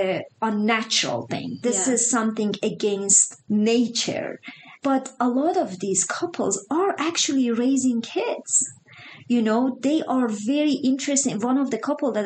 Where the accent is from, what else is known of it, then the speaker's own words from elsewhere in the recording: Iran; now in Utah, United States; I grew up in Iran